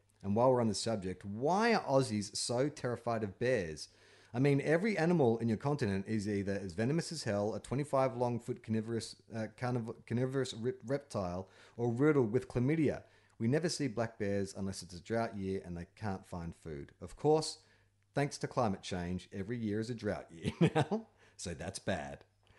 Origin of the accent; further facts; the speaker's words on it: California, United States; I'm from California, where we have more deadly animals than Nebraska.